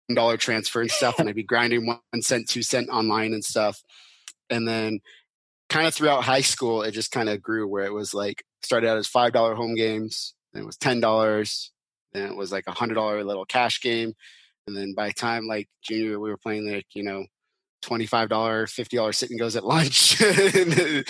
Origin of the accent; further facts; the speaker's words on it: Seattle, Washington, United States; I grew up in Seattle, so that's kind of where I always wanted to go to school